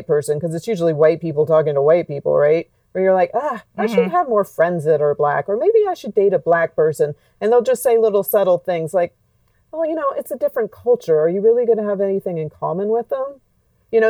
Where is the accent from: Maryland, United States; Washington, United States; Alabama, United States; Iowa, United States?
Alabama, United States; When I was a kid growing up in Alabama